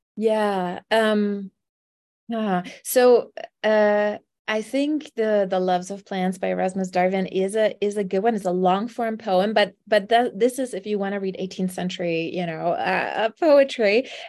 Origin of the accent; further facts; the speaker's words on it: Germany; now in Arizona, United States; I am not from Arizona, I'm from Germany